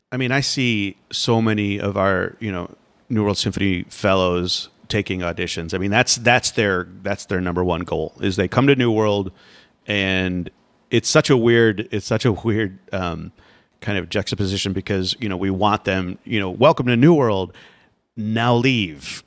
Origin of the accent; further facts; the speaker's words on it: Florida, United States; I grew up in Florida